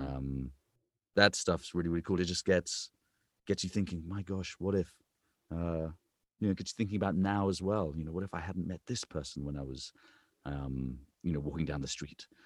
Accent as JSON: {"language": "English", "region": "England", "country": "United Kingdom", "accent": "British", "moved": "as an adult", "lives_now": "United States", "said": "I'm an English man"}